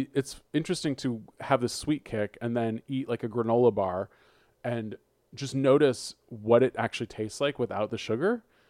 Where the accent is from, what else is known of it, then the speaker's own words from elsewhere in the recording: Berkeley, California, United States; I am from Berkeley.